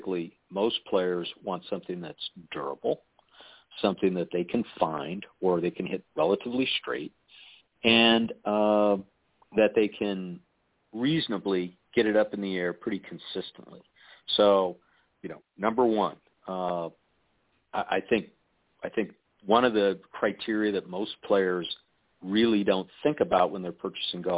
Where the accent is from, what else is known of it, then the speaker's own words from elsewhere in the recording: Chicago, Illinois, United States; moved away; also born or lived in Colorado; I grew up in Chicago